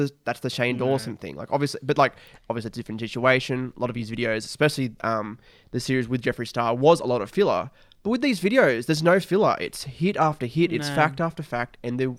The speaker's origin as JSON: {"language": "English", "country": "Australia", "said": "Maybe that's because we are Australian."}